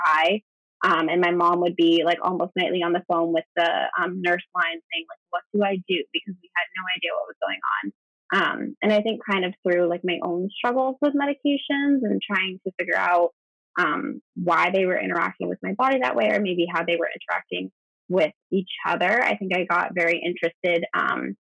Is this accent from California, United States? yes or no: no; New Hampshire, United States; I grew up in New Hampshire